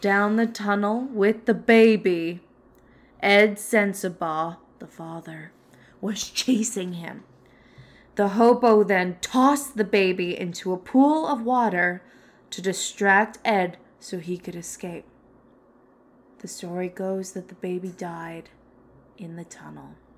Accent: Canada; I'm from Canada

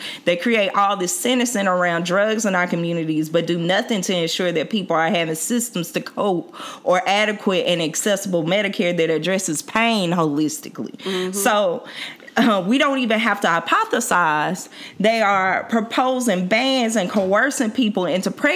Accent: Mississippi, United States; now in Washington, D.C., United States; I'm from Mississippi.

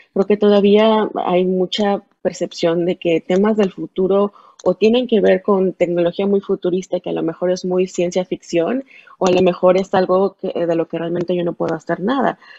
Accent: Mexico; hay mucha, mucha gente que somos de México, de Latinoamérica

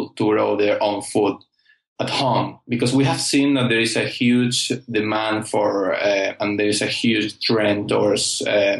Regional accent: Almería, Andalusia, Spain; I'm from Almeria, and this is one of the main vegetable producer in the world, actually. And we are known in Europe for our quality

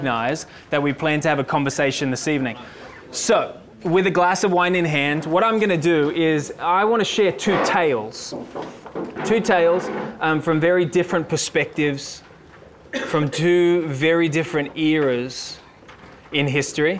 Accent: Sydney, New South Wales, Australia; I'm from Sydney.

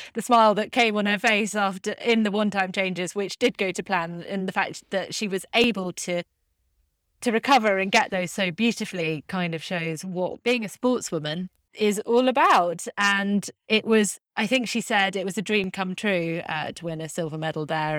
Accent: United Kingdom; I'm a Brit

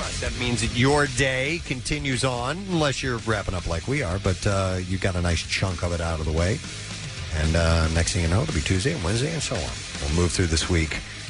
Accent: Midwest, United States; moved away; Growing up in the Midwest

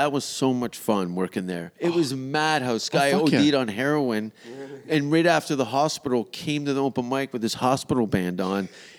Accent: London, United Kingdom; I'm from London.

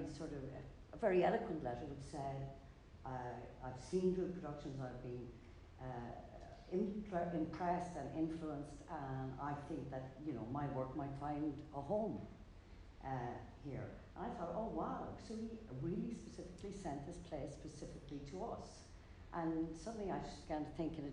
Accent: County Roscommon, Connacht, Ireland; now in Galway, Ireland; I'm from Ballantrine County, Roscommon, but lived the longest length of my life in Galway

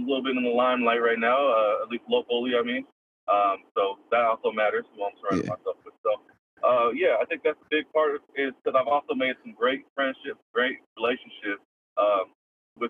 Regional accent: Portland, Oregon, United States; I grew up born and raised in Portland. Been here my whole life

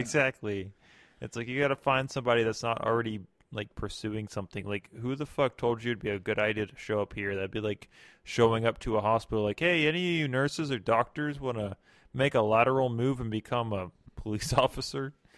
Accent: Germany; moved away; I'm from Germany.

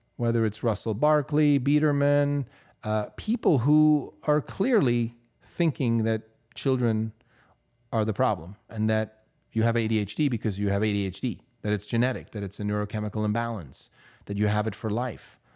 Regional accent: Switzerland; moved away as an adult; I grew up in Europe. I grew up in Switzerland, where at eighteen, I got to take my driver's license test

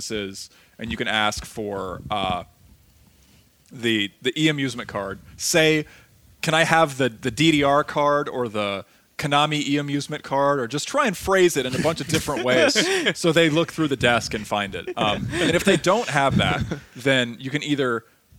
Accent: Ohio, United States; I'm from that region

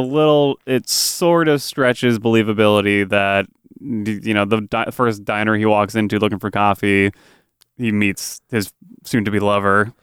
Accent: New England, United States; I'm from New England.

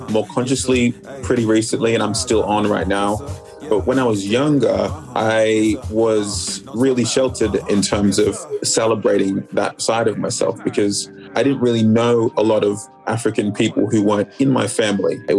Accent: Sydney, New South Wales, Australia; also born or lived in Melbourne, Australia; I was the only one of my siblings who was born here. But we quickly moved to Sydney when I was like three, and that was where I grew up for a major portion of my life till I was, I don't know, maybe like 20, 24, 25

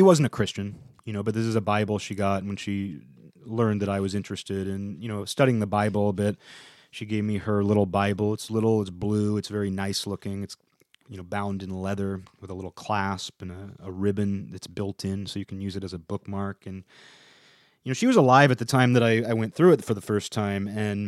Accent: United States; my own existence is just my little corner of America

